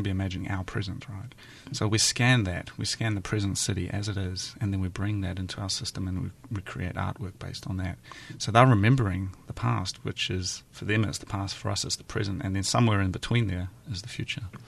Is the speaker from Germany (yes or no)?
no; east coast of New Zealand, near Hastings, Hawke's Bay, New Zealand; moved away as an adult; also born or lived in Tokyo, Japan; I'm from a very small town, um, on the east coast of New Zealand, near Hastings. I spent the first nineteen years of my life there